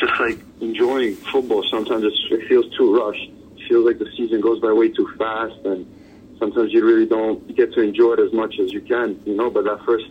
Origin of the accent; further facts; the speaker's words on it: New York City, New York, United States; I'm from New York City.